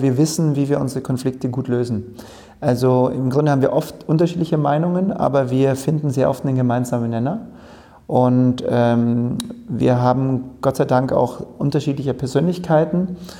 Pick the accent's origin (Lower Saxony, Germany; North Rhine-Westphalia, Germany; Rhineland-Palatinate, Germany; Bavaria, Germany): Bavaria, Germany; Oberhaching; also born or lived in Munich; in München geboren, in Oberhaching, südlich von München aufgewachsen